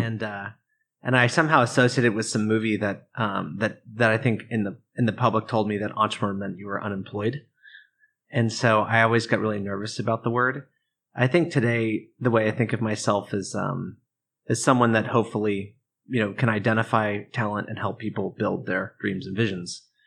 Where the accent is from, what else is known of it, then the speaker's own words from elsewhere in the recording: Oregon, United States; I grew up in Oregon, um, in a, in a small town outside of Portland